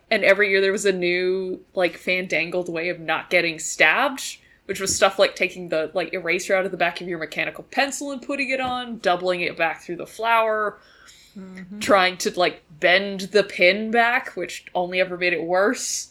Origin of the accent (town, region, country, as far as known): Canada; born or raised there